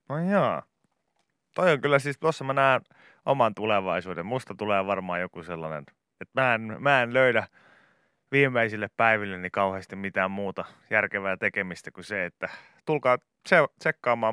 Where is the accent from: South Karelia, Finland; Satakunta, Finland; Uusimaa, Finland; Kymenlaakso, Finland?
Satakunta, Finland; Pori; meillä Porissa puhuttiin niin kuin autoista